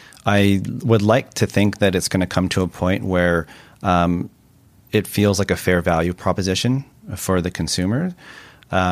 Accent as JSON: {"language": "English", "town": "Vancouver", "region": "British Columbia", "country": "Canada", "tie": "born or raised there", "said": "I grew up in Kerrisdale on the west side, so that's always home for me. I recently moved to East"}